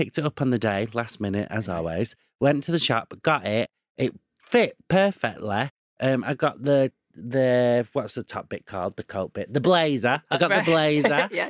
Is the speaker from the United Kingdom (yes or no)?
yes; United Kingdom; now in London, United Kingdom; Ooh, I've moved down south.